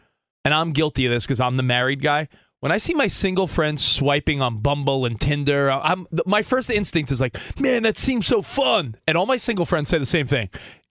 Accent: East Coast, United States; now in Los Angeles, United States; we live in LA now, but I grew up on the East Coast.

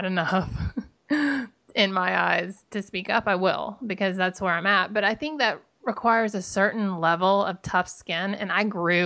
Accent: the South, United States; I grew up in the South

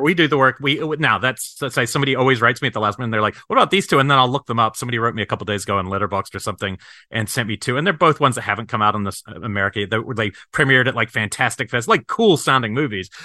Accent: New Zealand; moved away; growing up in New Zealand

